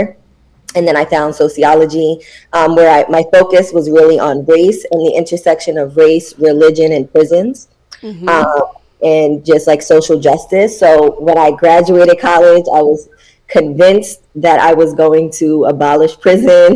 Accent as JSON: {"language": "English", "town": "New York City", "region": "New York", "country": "United States", "tie": "born or raised there", "said": "I am from Brooklyn, born and raised. I grew up in Brooklyn"}